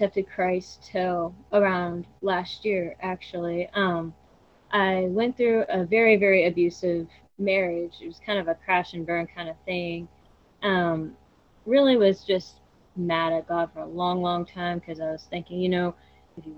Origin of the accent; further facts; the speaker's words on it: Knoxville, Tennessee, United States; I'm from Knoxville, Tennessee.